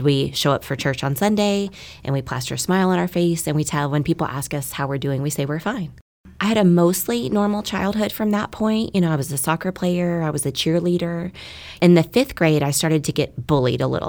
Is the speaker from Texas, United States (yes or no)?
yes; Keller, Texas, United States; also born or lived in Dallas, Texas; I was born in Dallas, Texas. My family moved to Keller, which is a small, safe, quiet suburb of Fort Worth when I was five years old